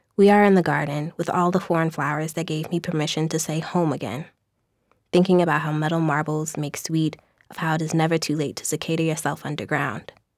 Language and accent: English; St. Louis, Missouri, United States; moved away; I am from Saint Louis